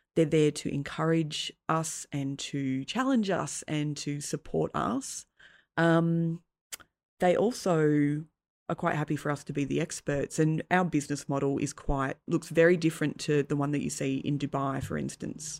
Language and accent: English; Tasmania, Australia; I grew up in Tassie